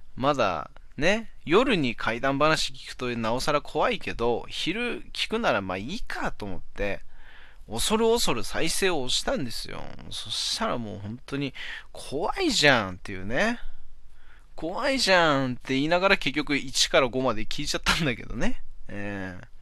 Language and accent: Japanese; Hachinohe, Aomori, Japan; 俺の地元の方の八戸の方